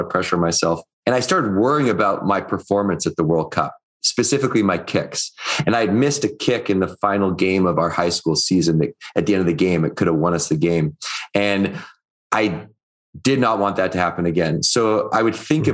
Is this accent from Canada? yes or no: yes; Victoria, British Columbia, Canada; I was growing up in Victoria, British Columbia, which is on Vancouver Island